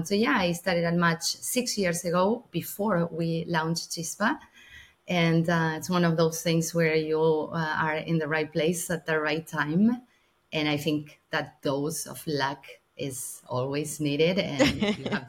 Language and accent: English; Argentina; now in United States; I'm originally from Argentina.